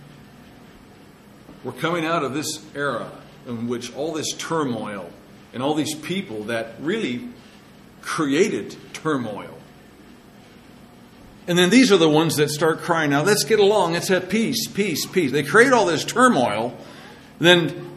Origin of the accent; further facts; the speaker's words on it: Madras, Oregon, United States; my hometown of Madras